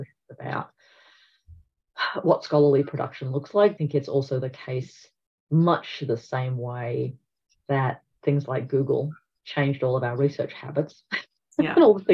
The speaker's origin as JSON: {"language": "English", "country": "Australia", "said": "in Australia, we are going through a multi-generational shift"}